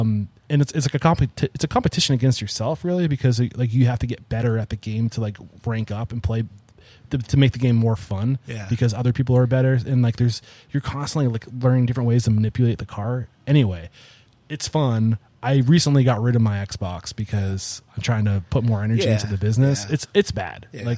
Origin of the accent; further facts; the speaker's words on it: New Hampshire, United States; I'm from New Hampshire, so like I can look and be like, okay, like that coast like kind of helps you like.